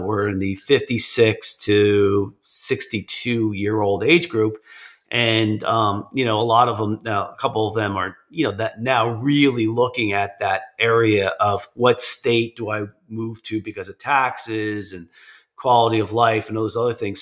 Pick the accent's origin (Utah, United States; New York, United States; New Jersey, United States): New Jersey, United States; I'm from New Jersey. I'm in New Jersey.